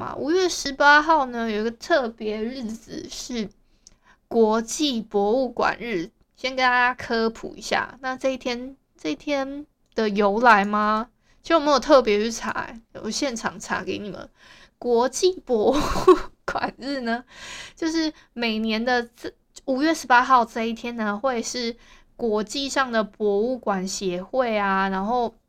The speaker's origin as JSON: {"language": "Chinese", "region": "Hualien County", "country": "Taiwan", "said": "因为我是花莲人。"}